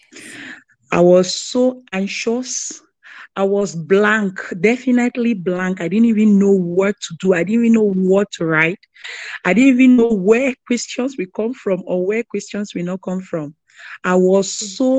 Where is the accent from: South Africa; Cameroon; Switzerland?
Cameroon; now in Greensboro, United States; I'm from Cameroon, international student.